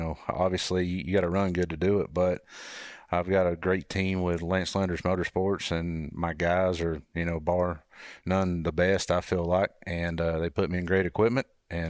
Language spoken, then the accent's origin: English; North Georgia, United States; I was just a kid from North Georgia